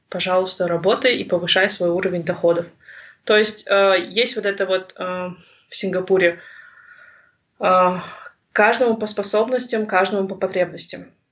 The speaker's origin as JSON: {"language": "Russian", "area": "Tselinograd Region", "region": "Akmola Region", "country": "Kazakhstan", "tie": "born or raised there", "also_born_or_lived": "Singapore", "first_language": "Russian", "moved": "as an adult", "said": "я сама уроженка Целиноградской области и выросла в окружении русских"}